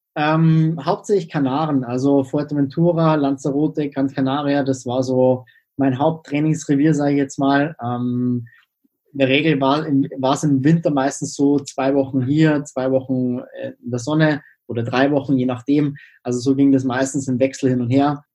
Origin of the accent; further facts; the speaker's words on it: Freising, Bavaria, Germany; Ich komme aus Freising, das ist in der Nähe von München